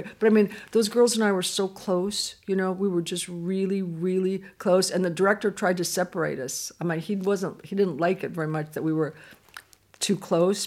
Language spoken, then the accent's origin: English; California, United States; I'm from California